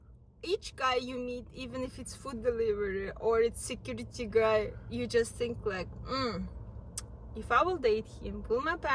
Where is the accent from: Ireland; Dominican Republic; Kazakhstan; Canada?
Kazakhstan; moved away; I'm from Kazakhstan and it's next to Russia, Ukraine, Belarus, Kyrgyzstan.